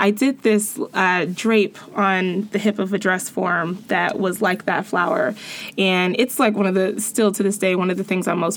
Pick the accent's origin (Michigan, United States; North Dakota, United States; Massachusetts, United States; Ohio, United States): Ohio, United States; Cincinnati; I'm this girl from Cincinnati